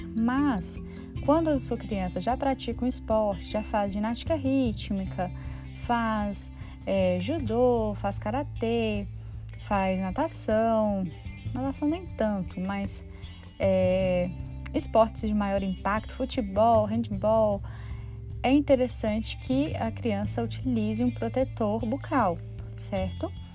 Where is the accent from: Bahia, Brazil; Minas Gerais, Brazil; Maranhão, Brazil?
Minas Gerais, Brazil; eu sou mineira